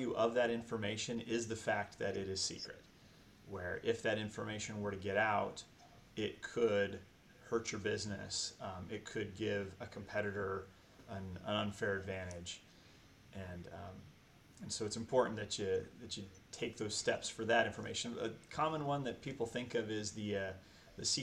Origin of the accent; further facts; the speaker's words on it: Sacramento, California, United States; moved away as an adult; now in Sioux City, United States; I grew up in the Sacramento, California area, and then slowly but surely worked my way over here to the Midwest